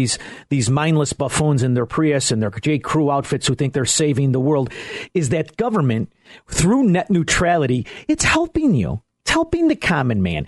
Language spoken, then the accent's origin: English; Elmwood Park, Illinois, United States; I am from Elmwood Park, Illinois.